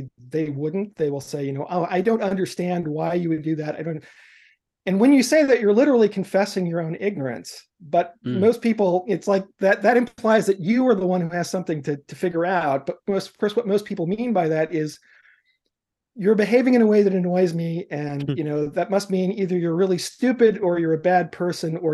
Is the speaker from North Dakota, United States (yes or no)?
no; New York City, New York, United States; now in Seattle, United States; I was growing up in New York City in the immediate aftermath of the civil rights movement